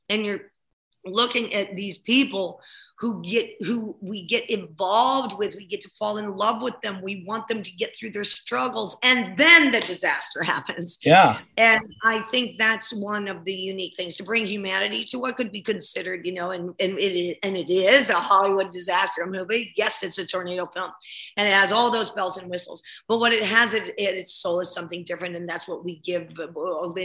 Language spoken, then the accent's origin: English; Ohio, United States; also born or lived in New Jersey / Chicago; Well I, well, I grew up in Ohio and New Jersey and Chicago